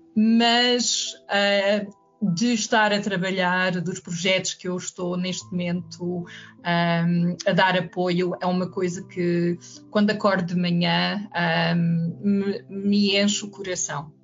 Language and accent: Portuguese; Lisbon, Portugal; moved away as an adult; also born or lived in Juvisy-sur-Orge, France / Ourém, Portugal; pequena, mesmo pequena aldeia um, durante a escola primária, que foi uma infância muito, muito feliz, e, uh, e é em Lisboa um, nos meus anos de adolescência até aos 19 anos